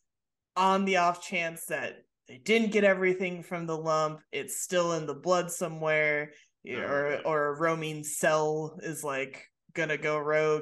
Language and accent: English; Michigan, United States; accent: Michigan; my Michigan accent